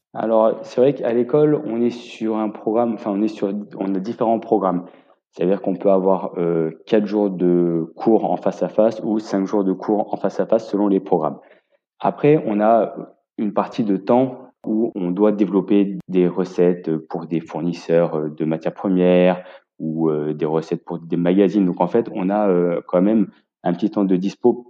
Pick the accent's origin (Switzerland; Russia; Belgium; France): France; Grenoble, Auvergne-Rhône-Alpes; moved away as an adult; also born or lived in London; now in Yssingeaux, France; je suis originaire de Grenoble, où j'ai passé donc tout mon apprentissage